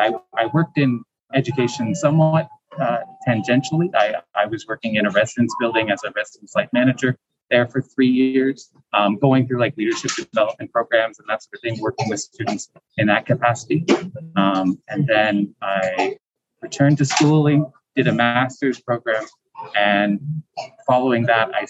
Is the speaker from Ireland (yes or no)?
no; Canada; moved away as an adult; now in Taiwan; I'm actually originally from Canada